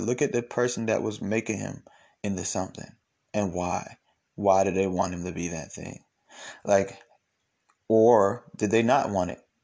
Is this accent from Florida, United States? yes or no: no; Atlanta, Georgia, United States; I'm from Atlanta, you know, I, I grew up going to church with his kids